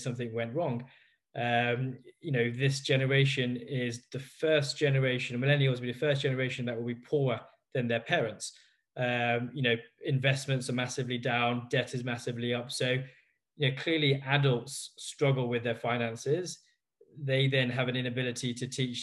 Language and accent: English; Leicester, East Midlands, United Kingdom; I was born in Leicester